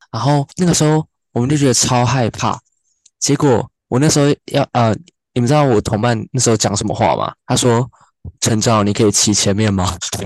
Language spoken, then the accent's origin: Chinese; Taiwan; 我是台湾人